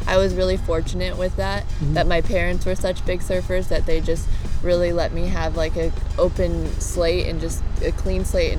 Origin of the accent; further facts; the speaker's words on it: North Shore of Oahu, Hawaii, United States; I'm from the North Shore of Oahu. And you were born and raised there? I was, yeah.